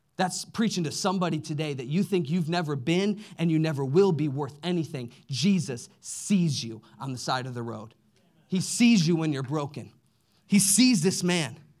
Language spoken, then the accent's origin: English; Midwest, United States; we grew up in the Midwest